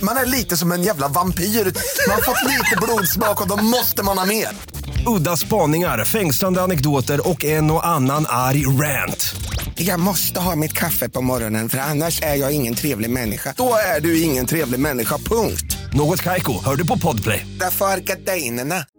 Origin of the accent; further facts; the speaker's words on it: Östergötland, Sweden; moved away; also born or lived in Värmdö / Höga Kusten; jag är född i Östergötland